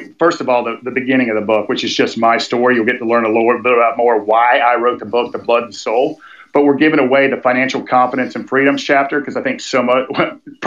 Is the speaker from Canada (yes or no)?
no; Atlanta, Georgia, United States; I was born in South Fulton Hospital in South Atlanta, Georgia, Southeast United States.